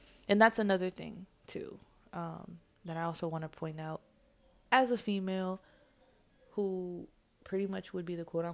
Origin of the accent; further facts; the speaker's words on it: New York, United States; I'm from New York